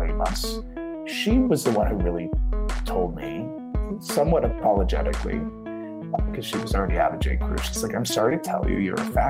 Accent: Dayton, Ohio, United States; moved away; I have no only pride for growing up in Ohio

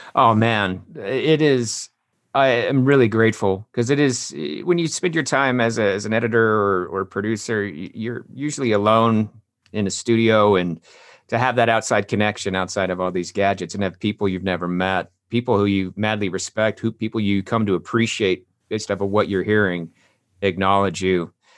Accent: Longmont, Colorado, United States; moved away as an adult; also born or lived in Wheat Ridge, Colorado / Arvada, Colorado; I was born in Wheat Ridge, Colorado. Then we, I grew up in Arvada until I was five, then moved to Longmont. And then that's, uh, where I graduated high school

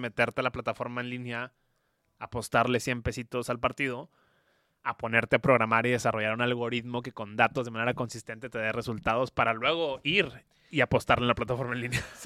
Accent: Mexico; yo soy mexicano

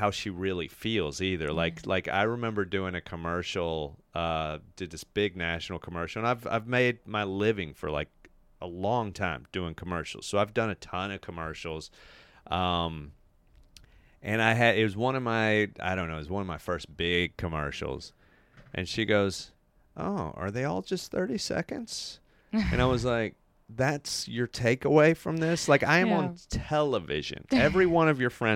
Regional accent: the South, United States; I come from the South. We are extremely passive aggressive

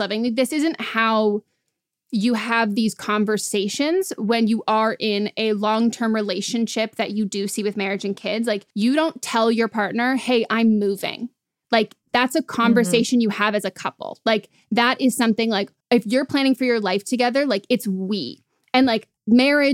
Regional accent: California, United States; I'm from California

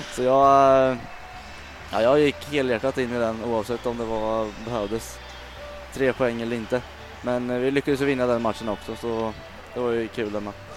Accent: Falun, Dalarna County, Sweden; also born or lived in Mjölby; uppe i Falun där jag växte upp

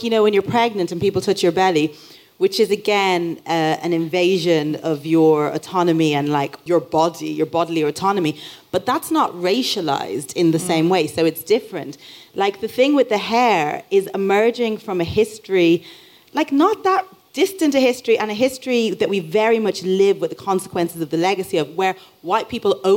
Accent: Dublin, Leinster, Ireland; I grew up in Dublin

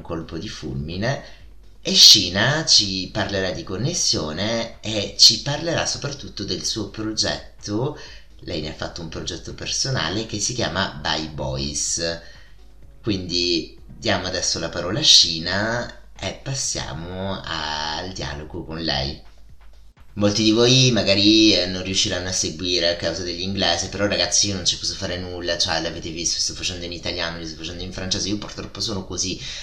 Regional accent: Italy; accent: Italian; io in inglese ho un accento fortissimo, un accento italiano fortissimo

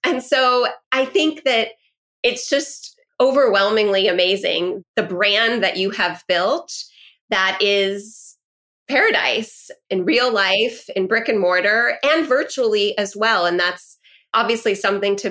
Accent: Los Angeles, California, United States; also born or lived in New York / Washington, D.C. / Middle East; I'm born and raised in Los Angeles.

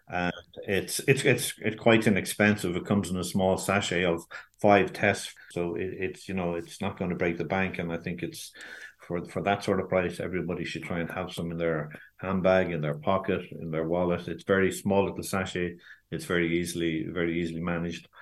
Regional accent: Ireland; we are as an Irish nation

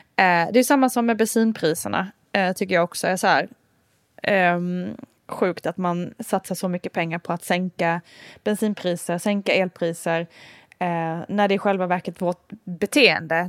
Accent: Älmhult, Kronoberg County, Sweden; now in Stockholm, Sweden; där jag är uppvuxen till exempel, Älmhults kommun

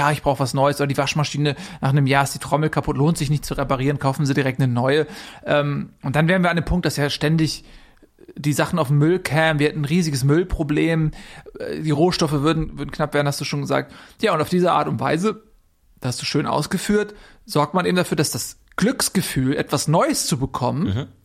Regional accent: Germany; Das ist uns einfach ganz wichtig als, als Deutsche.

